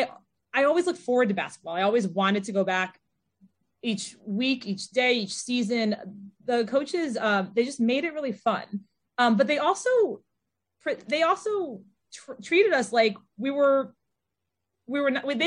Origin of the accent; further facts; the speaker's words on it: Connecticut, United States; I'm from Connecticut